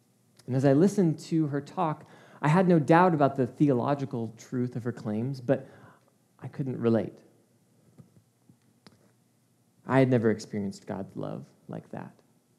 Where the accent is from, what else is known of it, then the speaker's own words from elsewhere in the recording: Czechia; now in Chicago, United States; Growing up in the Czech Republic, I have some of my fondest memories of growing up in the mountains, something I miss so much about living in Chicago. It's just flat.